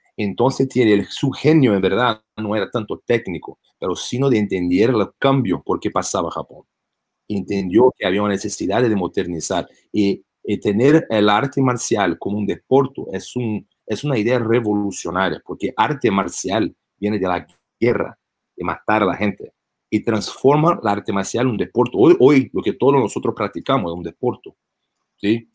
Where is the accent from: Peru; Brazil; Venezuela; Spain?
Brazil; Spanish is a second language; also born or lived in United States; now in Las Vegas, United States; Yo fui nacido en los Estados Unidos, pero crecí, y eh, viví en Brasil por mucho de, de mi infancia y adolescencia.